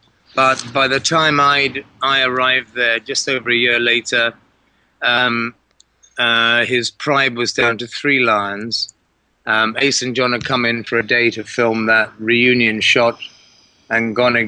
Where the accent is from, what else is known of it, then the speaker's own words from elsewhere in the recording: England, United Kingdom; moved away as an adult; also born or lived in Africa; I was raised in England